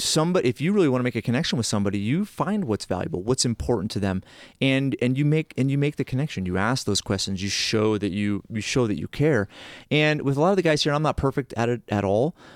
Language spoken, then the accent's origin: English; Massachusetts, United States; moved away; I grew up in that area. But there's a saying in Massachusetts